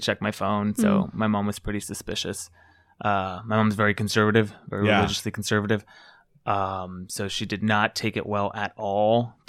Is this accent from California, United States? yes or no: yes; South Gate, California, United States; I grew up in Southgate. I don't know if you guys know where that is. It's close to Downey.